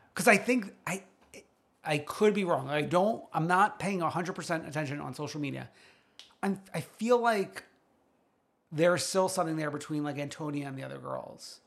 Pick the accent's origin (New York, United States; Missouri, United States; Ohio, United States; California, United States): New York, United States; New York City; an expert from Staten Island